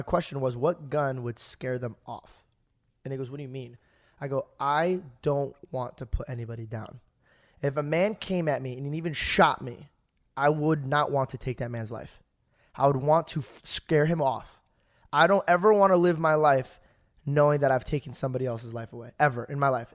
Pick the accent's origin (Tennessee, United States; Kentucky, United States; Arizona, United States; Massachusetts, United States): Arizona, United States; I'm from Arizona